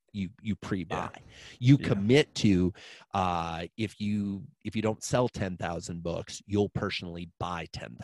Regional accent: Iowa, United States; I'm a farm kid. I grew up in Iowa

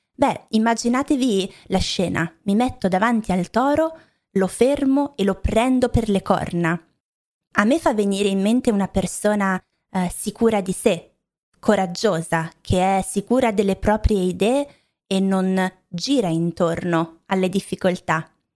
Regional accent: Milan, Lombardy, Italy; also born or lived in Rome; Io non sono romana, non sono di Roma, ma ehm, sono di Milano o vicino a Milano

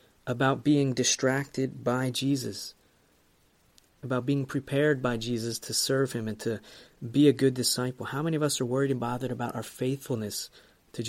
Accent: United States; as I'm American also

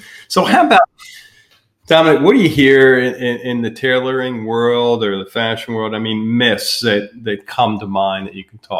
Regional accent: Pennsylvania, United States; growing up in Pennsylvania, we had the blue laws

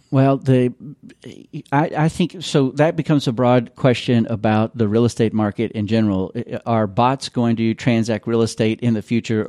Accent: Louisville, Kentucky, United States; moved away as an adult; also born or lived in California; I am from Louisville. This is my hometown

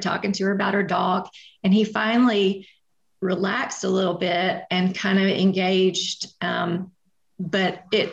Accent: Atlanta, Georgia, United States; I grew up in Atlanta

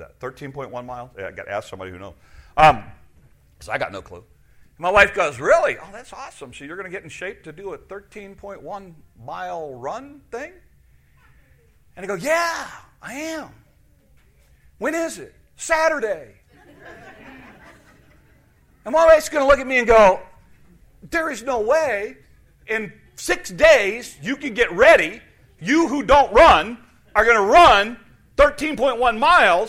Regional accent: United States; As an American in 2017

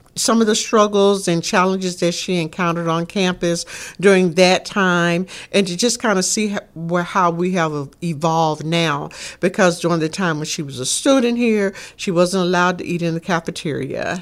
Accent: Shreveport, Louisiana, United States; growing up in Shreveport, Louisiana.

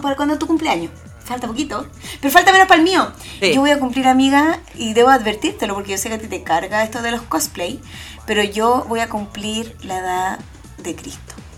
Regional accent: Chile; now in Germany; soy de Chile.

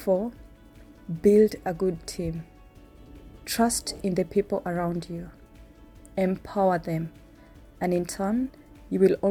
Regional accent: Kenya; moved away; I am from Kenya

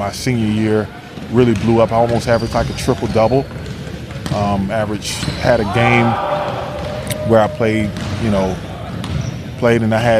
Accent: Tampa, Florida, United States; moved away as an adult; born in 79. So I grew up in Tampa, Florida.

